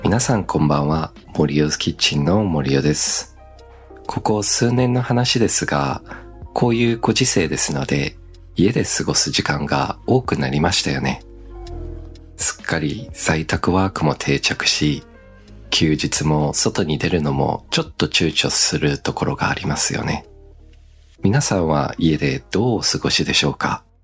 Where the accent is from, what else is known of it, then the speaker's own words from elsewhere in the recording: Australia; now in Japan; オーストラリア育ちの僕